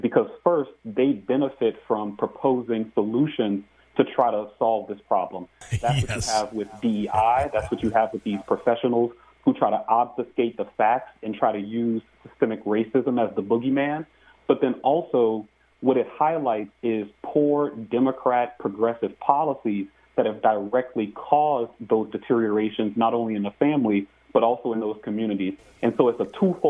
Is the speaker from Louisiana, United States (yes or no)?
yes; New Orleans, Louisiana, United States; Growing up in New Orleans, Louisiana, in a middle-class household